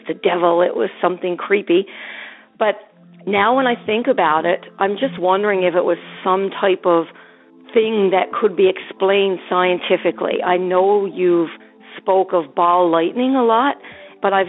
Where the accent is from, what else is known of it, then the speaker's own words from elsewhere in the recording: Newfoundland and Labrador, Canada; I'm from Newfoundland